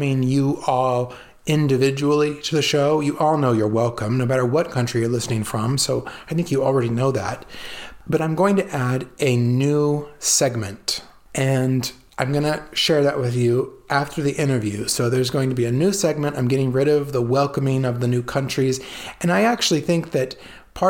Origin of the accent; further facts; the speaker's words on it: California, United States; also born or lived in Italy; growing up in California, in a farming community